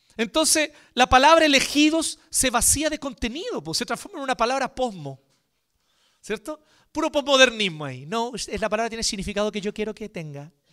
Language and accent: Spanish; Chile; Antes que chileno